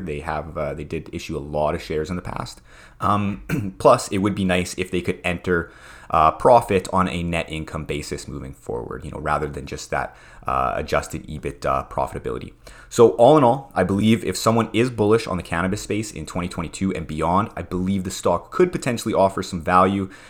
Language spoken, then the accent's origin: English; Prince Albert, Saskatchewan, Canada; where I grew up in Prince Albert, Saskatchewan